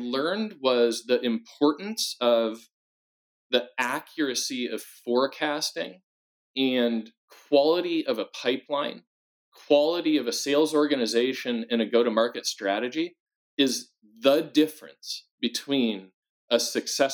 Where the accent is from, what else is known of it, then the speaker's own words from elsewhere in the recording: Midwest, United States; growing up in the Midwest, near the auto industry and a lot of manufacturing